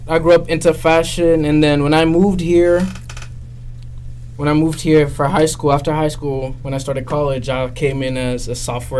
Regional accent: Nigeria; moved away; also born or lived in Dublin, Ireland; Born in Dublin. I grew up in Nigeria, as you all know.

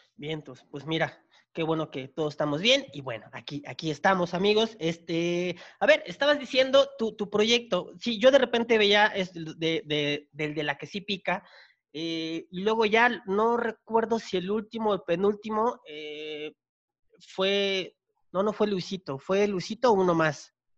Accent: Chiapas, Mexico; yo soy de Chiapas

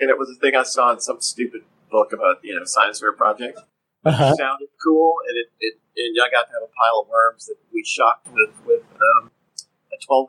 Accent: Shreveport, Louisiana, United States; my hometown.

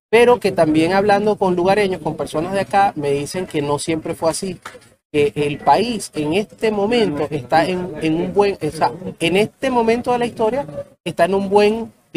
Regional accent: Venezuela; now in Colombia; eh, yo soy venezolano, jugado financiero, he trabajado con el mundo de las criptomonedas de hace ya seis años. Eh, estoy residenciado en Colombia

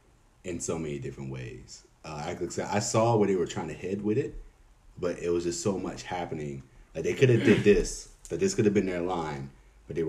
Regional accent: Baltimore, Maryland, United States; also born or lived in Owings Mills, Maryland; I grew up in Baltimore, Maryland.

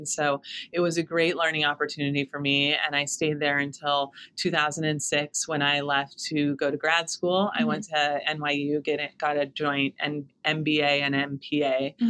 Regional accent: Fresno, California, United States; moved away as an adult; also born or lived in New York City, New York; now in Astoria, New York, United States; I grew up in Fresno, California. I left there to come to Barnard College in New York City

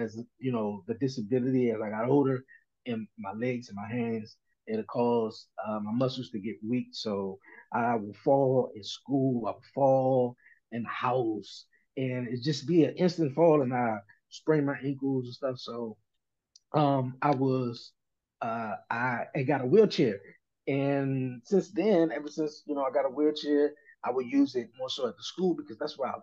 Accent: Washington, District of Columbia, United States; I'm from Washington, D.C., born and raised here all my life

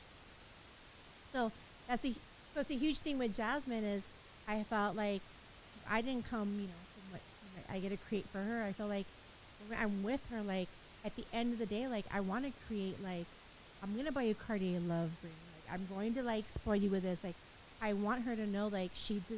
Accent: Baldwin Park, California, United States; I grew up in Baldwin Park, now Monty

